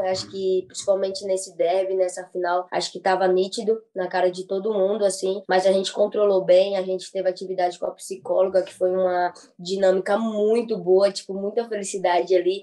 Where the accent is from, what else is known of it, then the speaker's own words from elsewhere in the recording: Maceió, Alagoas, Brazil; moved away; sou de Maceió, Alagoas